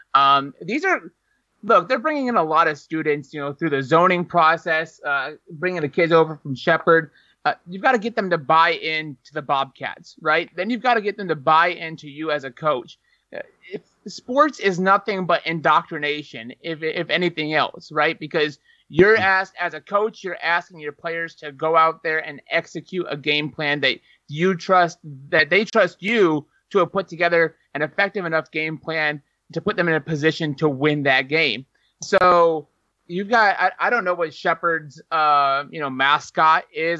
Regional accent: Northern Ohio, United States; now in Texas, United States; I come from Ohio. Uh, Northern Ohio

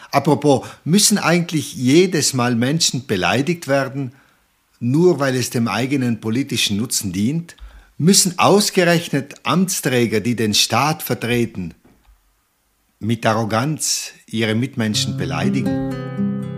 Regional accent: South Tyrol, Trentino-Alto Adige, Italy; hier bei uns in Südtirol

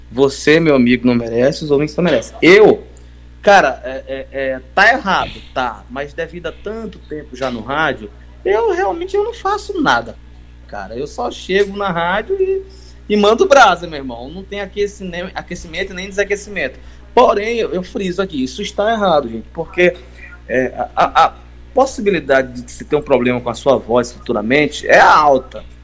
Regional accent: Codó, Maranhão, Brazil; also born or lived in Goiânia; now in São Luís, Brazil; eu já vim de Codó do Maranhão. Eu, eu, comecei aqui em São Luís no rádio, mas eu morei em vários, vários interiores

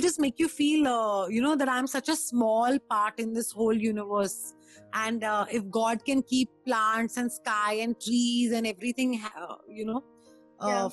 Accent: Himachal Pradesh, India; I'm from Himachal

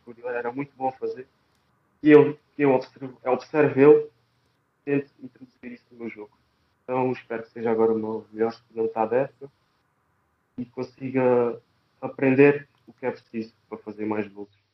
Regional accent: Algarve, Portugal; moved away as an adult; also born or lived in Fátima; Saí de casa, saí do Algarve, saí do Algarve, fui para Fátima.

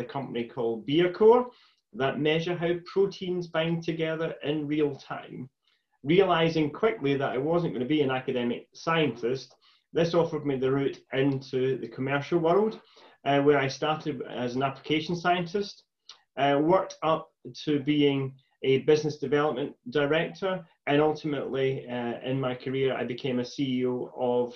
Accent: Stewarton, Scotland, United Kingdom; also born or lived in Glasgow; I was born in East Ayrshire, in a village called Stewarton, and was the first of my family to go to and successfully come through university

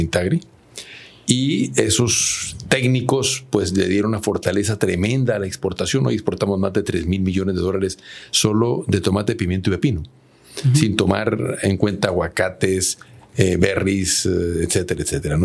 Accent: Agualeguas, Nuevo León, Mexico; de mi pueblo, en Agualegua, Nuevo León

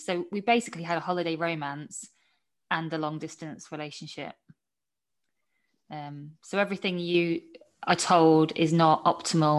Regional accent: Camberley, South East England, United Kingdom; also born or lived in Scarborough, North Yorkshire; I was born in Yorkshire, but as you can tell from my accent, I didn't grow up in Yorkshire. Grew up in Surrey.

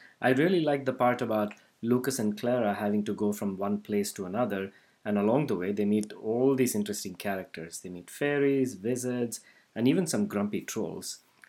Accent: India; moved away; when I was growing up in India

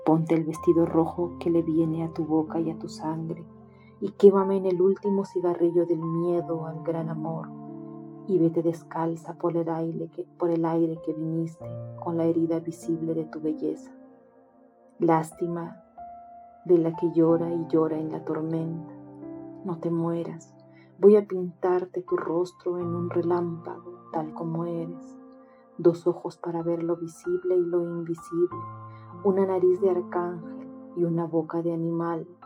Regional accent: Peru; Hola, ¿cómo están? … soy de Perú

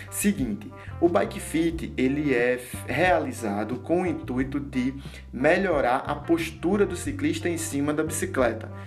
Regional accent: Olinda, Pernambuco, Brazil; eu sou daqui de Pernambuco e sou mais especificamente de Olinda

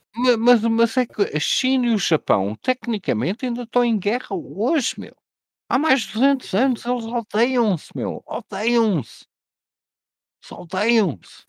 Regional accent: Portugal; nós portugueses

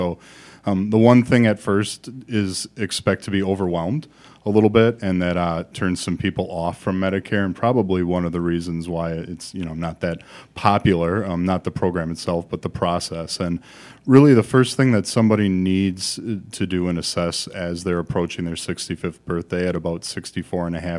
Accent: Milwaukee, Wisconsin, United States; I grew up in the Milwaukee area and now have my practice called Expedition Retirement here in the Madison area.

